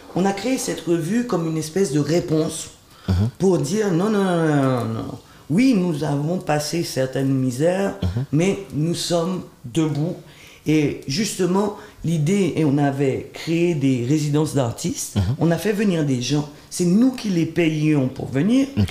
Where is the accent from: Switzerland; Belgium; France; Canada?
Switzerland; also born or lived in Haiti; même si j'ai été élevé en Suisse